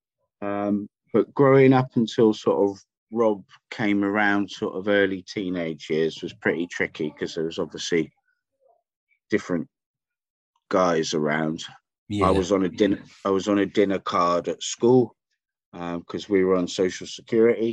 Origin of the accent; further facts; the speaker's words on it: Wells, South West England, United Kingdom; also born or lived in Bristol; So I got born in Bristol. And then I grew up in Somerset, in a small town called Wells.